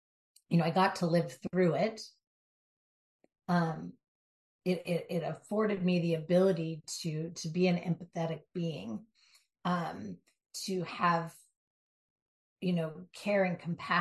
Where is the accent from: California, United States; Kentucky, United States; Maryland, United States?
California, United States; Southern; Born and raised in Southern California, driving the LA streets